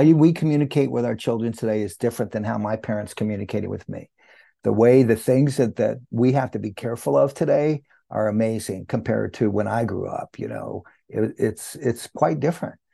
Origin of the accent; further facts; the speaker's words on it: Santa Cruz, California, United States; also born or lived in New Mexico; I grew up in Santa Cruz, California, uh, New Mexico first, then Santa Cruz, California.